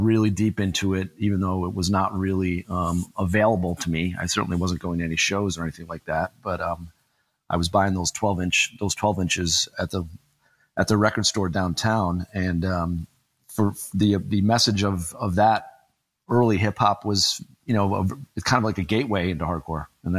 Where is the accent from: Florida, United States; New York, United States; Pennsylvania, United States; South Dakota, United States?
New York, United States; Rochester; I grew up in Rochester, New York